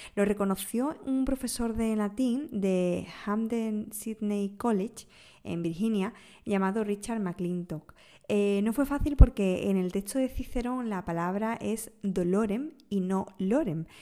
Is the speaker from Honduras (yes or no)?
no; Andalusia, Spain; como buena andaluza